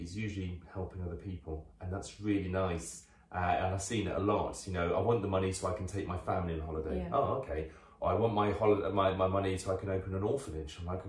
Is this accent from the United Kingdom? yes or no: yes; United Kingdom; we're very British about